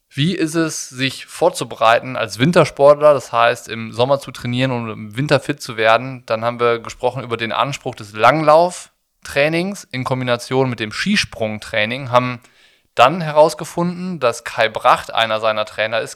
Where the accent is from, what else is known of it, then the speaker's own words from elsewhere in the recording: Rhineland, Germany; ich komme aus dem Rheinland